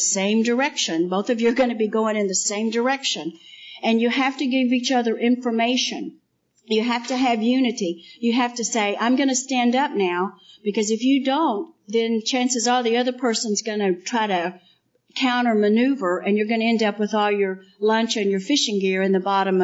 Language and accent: English; West Texas, United States; I grew up in West Texas, which was very flat